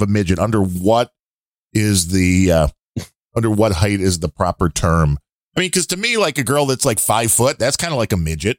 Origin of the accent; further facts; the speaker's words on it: Minneapolis, Minnesota, United States; You've never left Texas now, right? That's I grew up in Minneapolis.